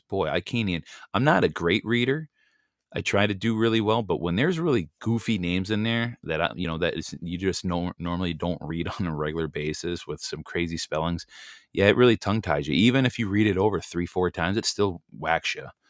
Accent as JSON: {"language": "English", "country": "United States", "said": "we're just simply Americans. We're American nationals by birth"}